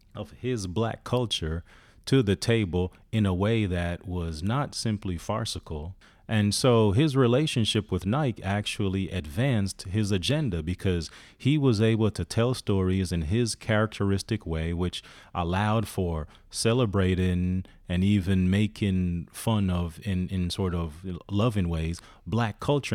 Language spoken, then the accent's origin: English; Jamaica; I'm from Jamaica